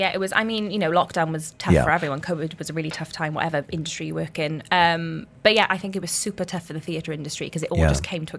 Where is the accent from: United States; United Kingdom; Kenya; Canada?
United Kingdom; Cardiff, Wales; I've come from Cardiff.